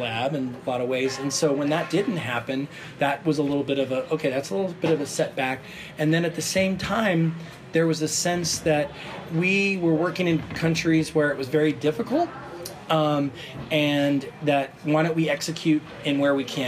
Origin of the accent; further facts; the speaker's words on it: Portland, Oregon, United States; moved away; I grew up in the Oregon area and Portland